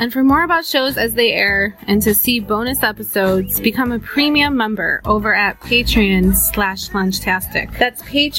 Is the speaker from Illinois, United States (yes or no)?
yes; Glen Ellyn, Illinois, United States; I'm from Glen Ellyn.